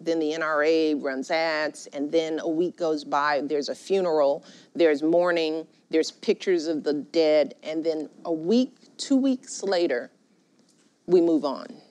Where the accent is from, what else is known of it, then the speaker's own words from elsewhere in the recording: Chicago, Illinois, United States; I grew up in Chicago, rough and tumble politics